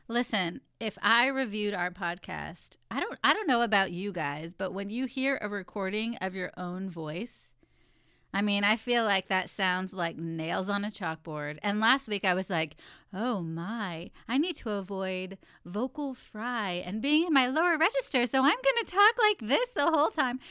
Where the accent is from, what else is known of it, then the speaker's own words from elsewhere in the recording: Texas, United States; I was born in Texas where it's hot